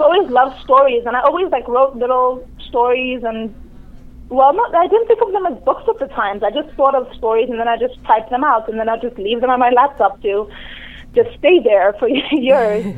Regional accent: Durban, KwaZulu-Natal, South Africa; moved away as an adult; also born or lived in Nigeria; now in Toronto, Canada; I grew up in South Africa

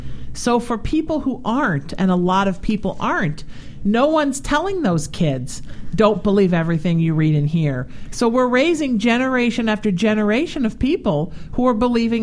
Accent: Orange County, California, United States; I grew up in Orange County the second half of my childhood where there was a large Vietnamese population.

